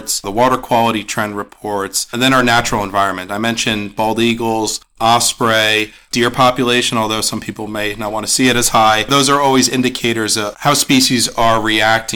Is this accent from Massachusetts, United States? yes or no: no; Warren County, New Jersey, United States; I'm born and raised in Warren County, grew up fishing, recreating in our state parks